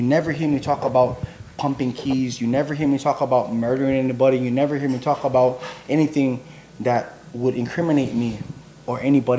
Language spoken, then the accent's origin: English; Waianae, Hawaii, United States; because I'm from Waianae, and I wanted to let everybody know, like, look, this is what my Waianae was about growing up.